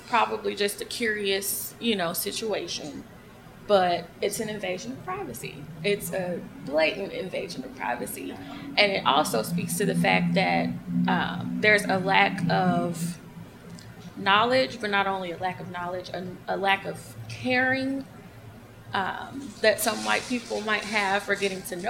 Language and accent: English; Atlanta, Georgia, United States; I'm from Atlanta, so I'm used to being in, you know, more of a multicultural kind of place